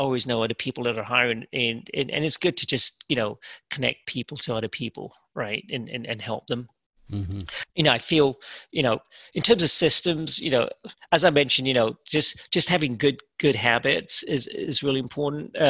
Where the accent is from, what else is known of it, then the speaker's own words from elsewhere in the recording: England, United Kingdom; now in United States; growing up in England, you're pretty diverse.